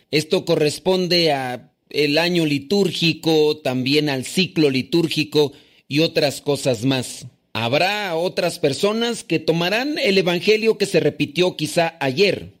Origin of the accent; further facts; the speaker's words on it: Mexico; now in New York, United States; soy de México, pero actualmente resido en Nueva York